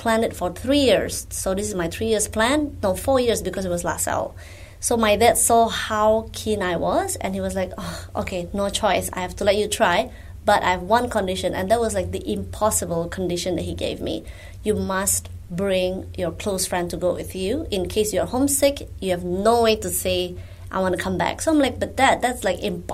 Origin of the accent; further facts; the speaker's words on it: Indonesia; moved away as an adult; now in Singapore; I'm Indonesian, not Singaporean, but I feel like I'm Singaporean because I have been here since 2004